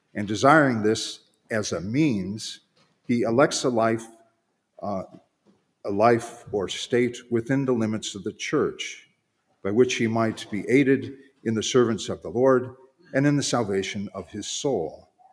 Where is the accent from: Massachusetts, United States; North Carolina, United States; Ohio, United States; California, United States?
Ohio, United States; Cleveland; I'm from Cleveland, so I tend to speak